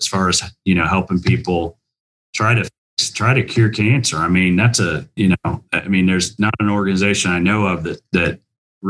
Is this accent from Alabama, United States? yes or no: no; Indiana, United States; I'm a proud Hoosier. I went to Indiana University and I grew up in Indiana